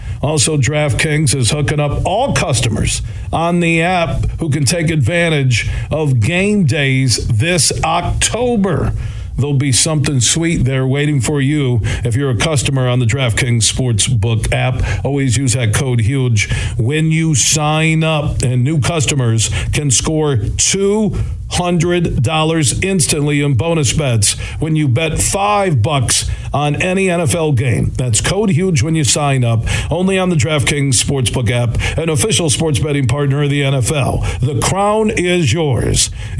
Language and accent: English; Sparta, Michigan, United States; I grew up in Sparta, Michigan